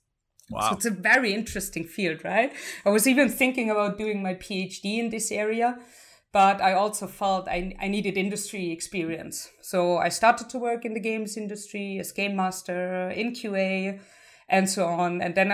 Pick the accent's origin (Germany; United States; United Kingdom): Germany; Heidelberg, Baden-Württemberg; English is a second language; also born or lived in Dresden; So I was born and raised in Heidelberg, also another beautiful city everyone should visit if they have the chance to. I moved to Dresden to study computer science